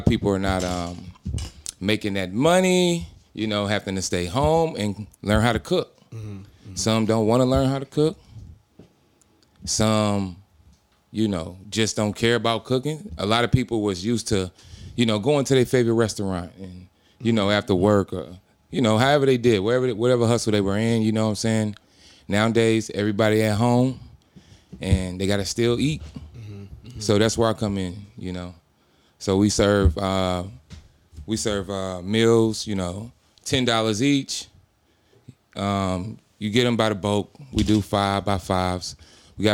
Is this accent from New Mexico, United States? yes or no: no; St. Louis, Missouri, United States; the way I was raised in St. Louis